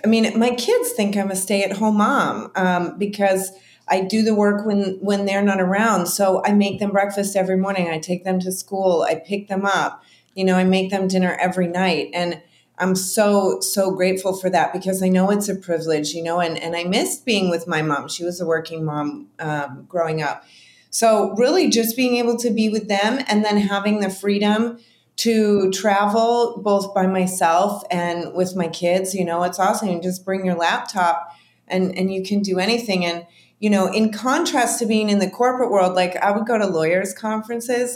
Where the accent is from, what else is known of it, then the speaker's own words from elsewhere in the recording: Chicago, Illinois, United States; moved away as an adult; I'm from Chicago